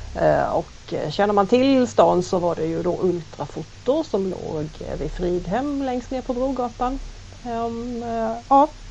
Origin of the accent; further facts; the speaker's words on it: Halmstad, Halland County, Sweden; äkta hallänning, född och uppvuxen i Halmstad